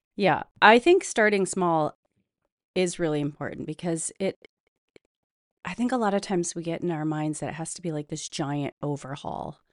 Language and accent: English; Midwest, United States; I'm from the Midwest, we have a very distinct traditions, whether they're Brandy Alexander's or dinner, supper clubs